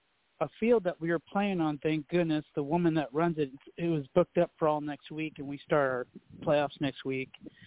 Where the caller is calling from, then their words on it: Hollywood, California, United States; I'm calling from